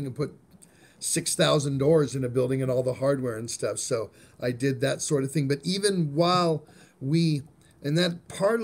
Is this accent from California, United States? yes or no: yes; California, United States; I grew up in California